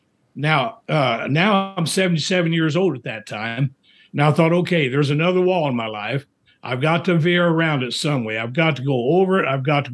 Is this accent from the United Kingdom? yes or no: no; Indiana, United States; moved away as an adult; also born or lived in Springfield, Missouri / Winnipeg, Manitoba, Canada; I'm from Indiana, but I went down to Missouri for college.